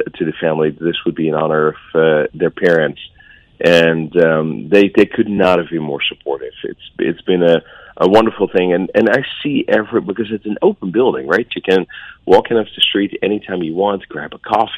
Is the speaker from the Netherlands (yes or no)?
yes; Netherlands; moved away; I'm from Holland.